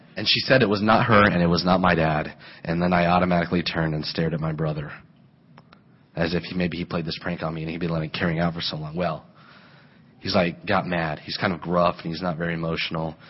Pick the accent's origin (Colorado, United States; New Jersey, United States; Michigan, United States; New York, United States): Colorado, United States; moved away; I grew up in Colorado